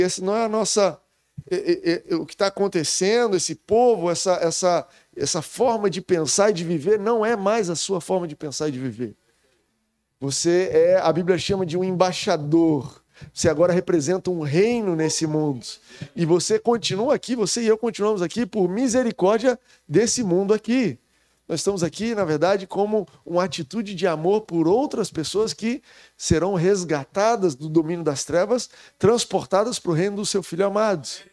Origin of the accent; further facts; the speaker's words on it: Rio de Janeiro, Brazil; sou do Rio de Janeiro